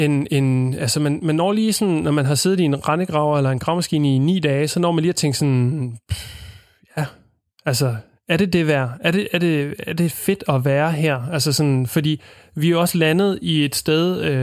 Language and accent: Danish; Ringe, Southern Denmark, Denmark; det er jo ikke ligesom rode med hjemme i Ringe, hvor man har